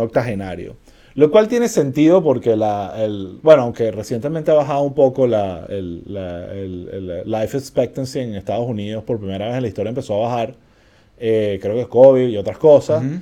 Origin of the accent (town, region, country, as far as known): Venezuela